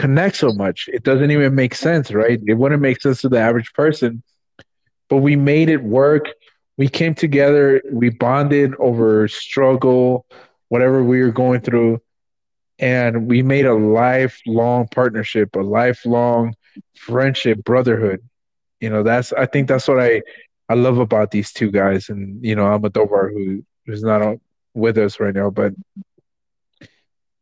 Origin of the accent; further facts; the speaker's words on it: Los Angeles, California, United States; moved away; I'm from South Central.